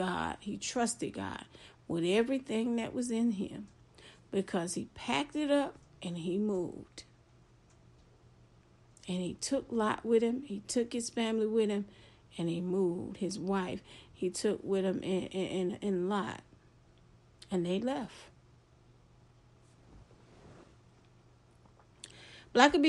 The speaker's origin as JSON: {"language": "English", "region": "Florida", "country": "United States", "said": "I'm from Florida."}